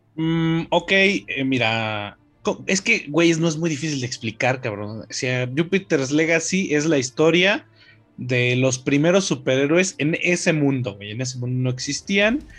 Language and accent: Spanish; Mexico; La mayoría de los mexicanos nos hacemos pendejos con que nuestra sociedad es